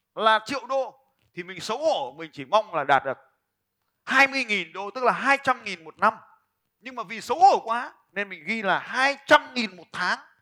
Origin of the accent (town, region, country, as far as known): Vietnam